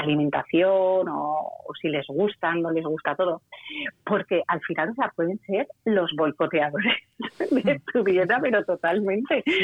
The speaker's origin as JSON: {"language": "Spanish", "town": "Valencia", "region": "Valencian Community", "country": "Spain", "said": "yo soy de Valencia y aquí la gente dice"}